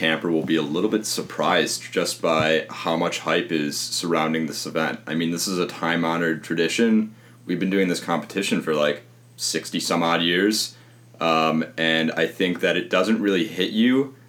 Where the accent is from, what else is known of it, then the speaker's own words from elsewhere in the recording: Deerfield, Illinois, United States; I'm from Deerfield, Illinois, and I went to camp for 11 years.